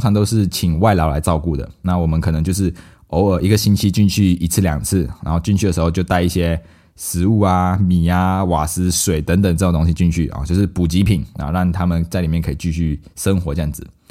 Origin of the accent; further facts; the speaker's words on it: Malaysia; now in Taiwan; 我们马来西亚人叫巴